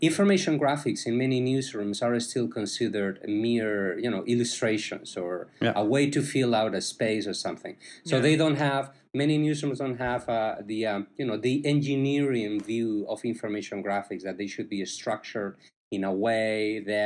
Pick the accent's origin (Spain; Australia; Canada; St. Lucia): Spain; moved away as an adult; also born or lived in Chapel Hill, North Carolina; now in Miami, United States; I am originally from Spain